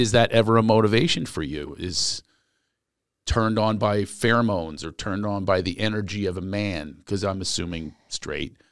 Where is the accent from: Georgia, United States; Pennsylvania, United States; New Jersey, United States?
Pennsylvania, United States; Philadelphia; born or raised there